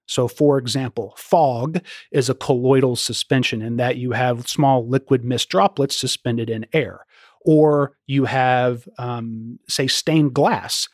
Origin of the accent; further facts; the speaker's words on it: Louisville, Kentucky, United States; I was born and raised in Louisville, and I'm glad to be employed in my hometown